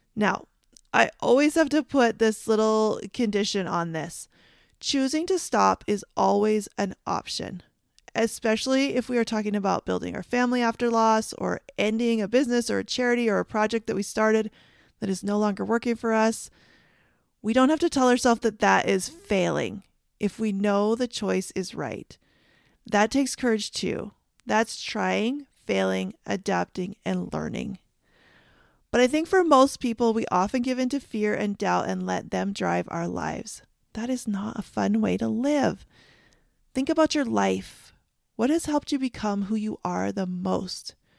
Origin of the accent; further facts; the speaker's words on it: Canada; I grew up in Canada